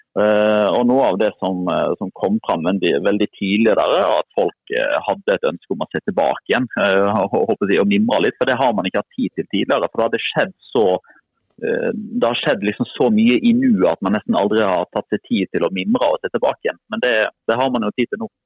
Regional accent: Odda, Vestland, Norway; da jeg vokste opp så i Odda

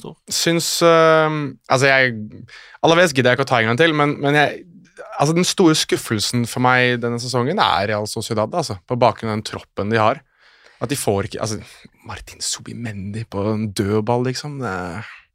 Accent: Norway; also born or lived in Morocco (ancestry); Jeg er jo norsk av marokkansk opphav, eller halvt norsk, halvt marokkaner

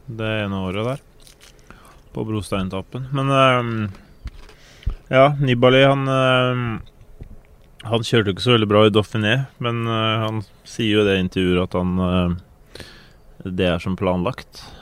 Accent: Norway; Jeg har små barn, og så er det sommerferie, og den tida det er finest vær hjemme i Norge.

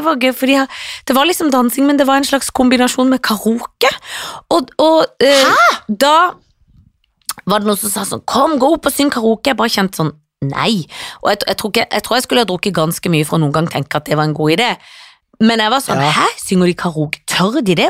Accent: Sørlandet, Agder, Norway; siden jeg er sørlending

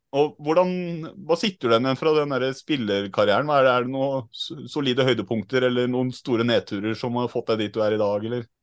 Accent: Trondheim, Trøndelag, Norway; Jeg kommer fra Trondheim

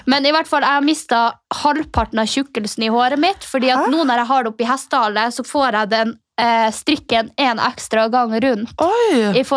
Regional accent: Finnmark, Norway; now in Oslo, Norway; kommer fra Finnmark.

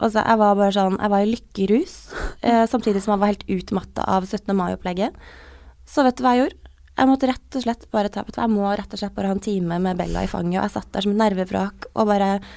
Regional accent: Trøndelag, Norway; accent: Trøndersk; jeg bytter veldig på å snakke mellom trønder og bokmål og den derre dialekten min

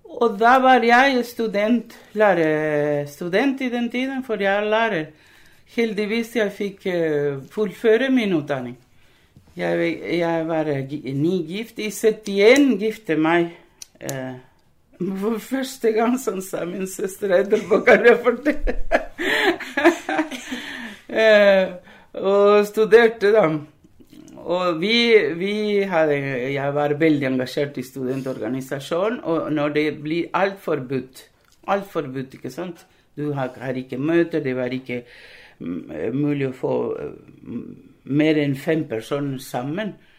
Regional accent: Uruguay; Norwegian is a second language; moved away as an adult; now in Langesund, Norway; ble født og, og i Uruguay

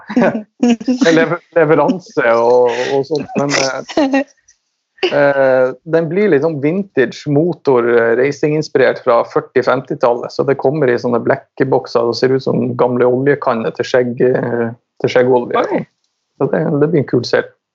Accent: Finnsnes, Troms, Norway; moved away; also born or lived in Tønsberg; jeg er fra Nord-Norge. Troms. Eh, Finnsnes

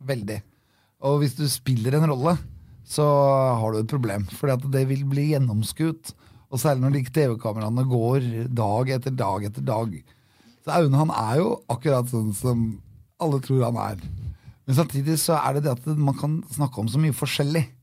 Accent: Norway; Og så er det det at alt er Norges land. Og vi er nordmenn. Og da kan vi være overalt.

